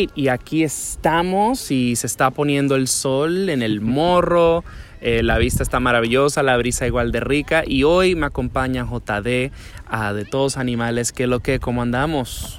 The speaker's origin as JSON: {"language": "Spanish", "country": "Dominican Republic", "tie": "born or raised there", "moved": "yes", "said": "yo me crié en Dominicana"}